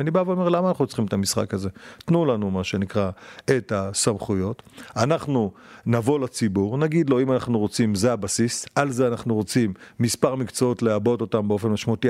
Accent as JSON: {"language": "Hebrew", "town": "Beit She'an", "region": "Northern District", "country": "Israel", "tie": "born or raised there", "also_born_or_lived": "Modiin", "moved": "as an adult", "said": "שבית שאן, שנולדתי שם, שגדלתי שם, בתיכון שם"}